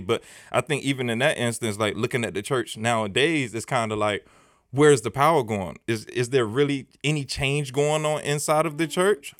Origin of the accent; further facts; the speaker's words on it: United States; I grew up in Scott Projects, and it's right down the street